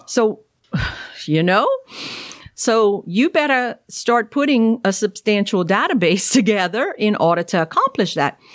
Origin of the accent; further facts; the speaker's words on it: Cajun, Louisiana, United States; accent: thick Cajun; I'm Cajun, you know, I, I know I have that wonderful thick accent